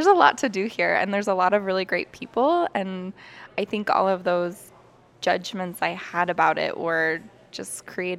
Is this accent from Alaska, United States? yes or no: yes; Kodiak, Alaska, United States; moved away as an adult; now in Anchorage, United States; I'm 27 years old, and I'm from Kodiak, Alaska.